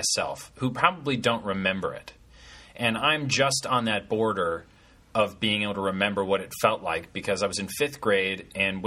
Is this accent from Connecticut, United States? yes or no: yes; Connecticut, United States; I'm from Connecticut